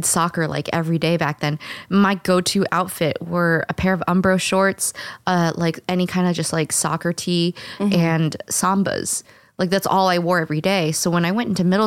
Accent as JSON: {"language": "English", "town": "St. Louis", "region": "Missouri", "country": "United States", "said": "I'm from St. Louis"}